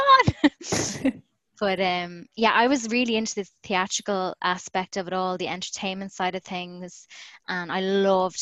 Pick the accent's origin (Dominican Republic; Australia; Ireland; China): Ireland; Galway, Connacht; when he heard my accent, he was like, where are you from? And I said, oh, I'm from Galway